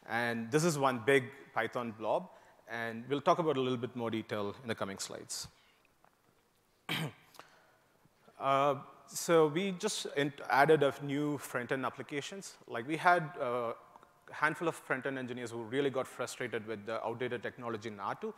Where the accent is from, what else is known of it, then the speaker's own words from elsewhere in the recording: India; moved away as an adult; also born or lived in Indiana, United States; now in United States; I grew up in India and moved to the US to work to do my master's at Purdue University